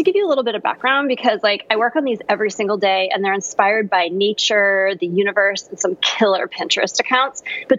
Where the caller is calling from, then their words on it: California, United States; I'm calling from sunny Southern California.